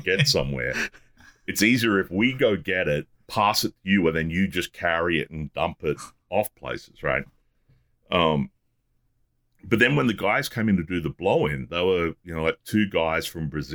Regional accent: Australia; as an Australian

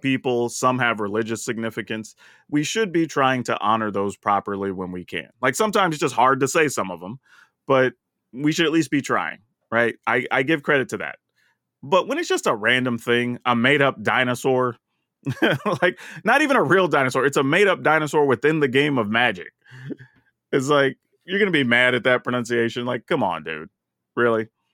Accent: the South, United States; I'm from the South

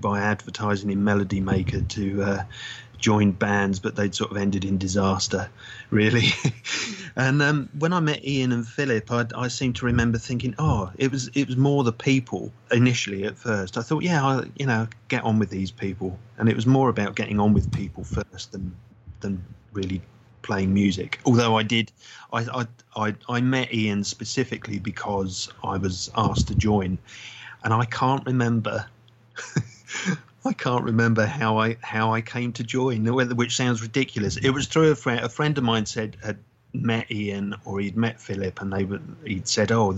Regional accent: London, United Kingdom; now in Brighton, United Kingdom; I come from North London originally

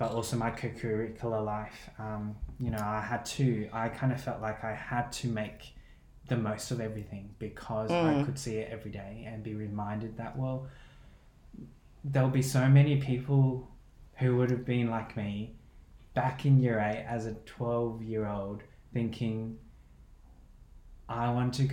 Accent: Brisbane, Queensland, Australia; also born or lived in Hong Kong / Milan; the primary school that I went to with Phil in Brisbane

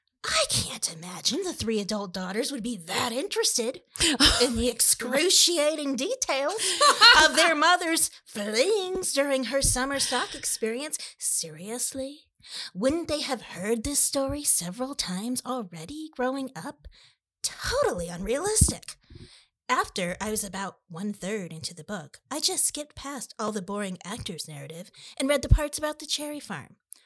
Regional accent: Michigan, United States; Because I was born in Michigan, grew up there, and went to college there. I have family in cherry country, too.

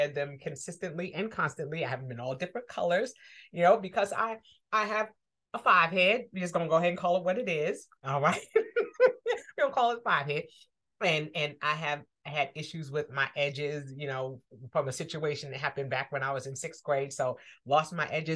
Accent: New York, United States; I'm from New York. My parents are from Harlem

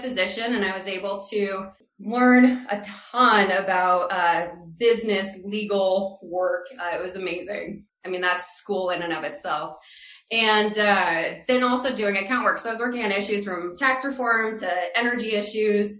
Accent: Iowa, United States; now in Colorado, United States; I am originally from Iowa, born and raised

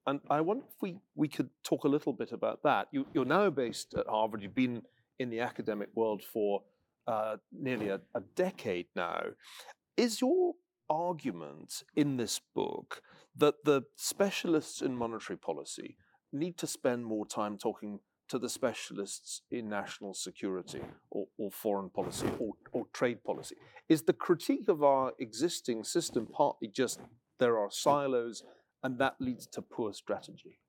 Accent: Scotland, United Kingdom; I'm a Scotsman

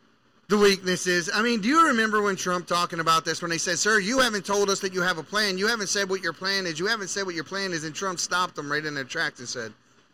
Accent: Baltimore, Maryland, United States; I'm from Baltimore City

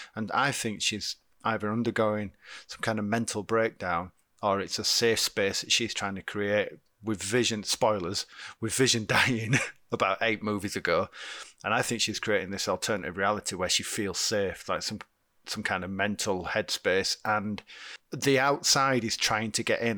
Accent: United Kingdom; we're British

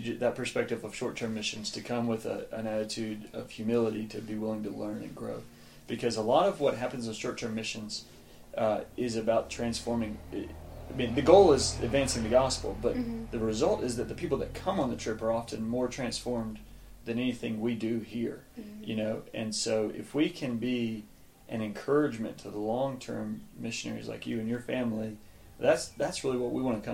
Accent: Alabama, United States; moved away as an adult; now in Mexico; I was born in Alabama. That's where I grew up.

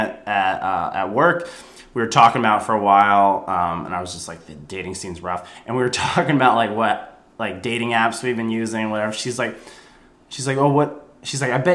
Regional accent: New York, United States; moved away; I'm from New York

